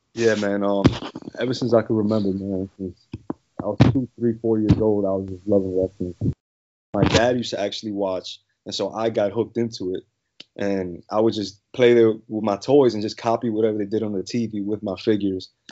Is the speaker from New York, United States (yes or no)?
yes; New York City, New York, United States; moved away as an adult; now in Mississippi, United States; I'm actually born and raised in the Bronx, New York. Lived there my whole life